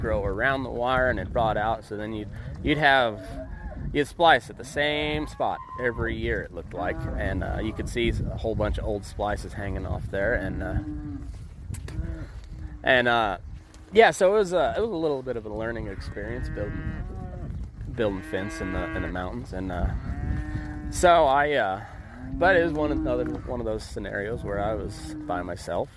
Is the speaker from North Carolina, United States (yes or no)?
no; Two Buttes, Colorado, United States; I'm from the Great Plains, there we've got one mountain in the county I'm from, and it's actually a butte, two buttes, Colorado